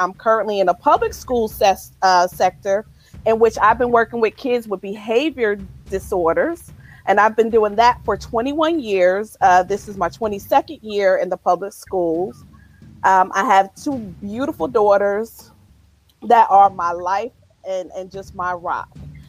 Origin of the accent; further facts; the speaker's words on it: New Jersey, United States; now in Atlanta, United States; I am originally from New Jersey, and that's how I know Quentin. I have been in Atlanta for almost 28, almost 30 years.